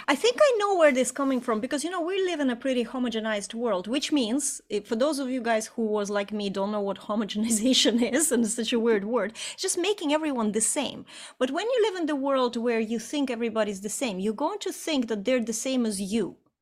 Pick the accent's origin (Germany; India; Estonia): Estonia; moved away; also born or lived in Ireland; just before we immigrated from Ireland back into Estonia, where I'm from originally